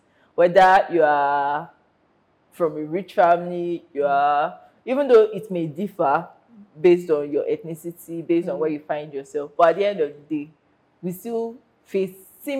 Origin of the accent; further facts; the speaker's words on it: Nigeria; life as a Nigerian is hot.